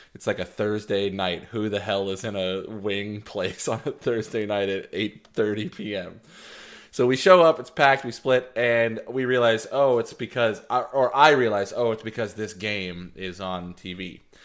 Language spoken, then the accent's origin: English; Texas, United States; growing up in Texas in the late nineties, early two thousands